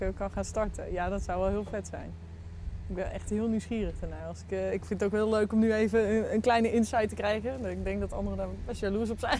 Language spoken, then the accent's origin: Dutch; North Brabant, Netherlands; als je identificeert als Brabander, iets wat ik dan heel erg doe